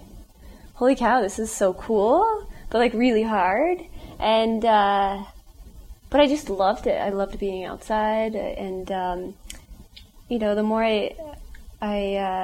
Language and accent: English; Las Vegas, Nevada, United States; born or raised there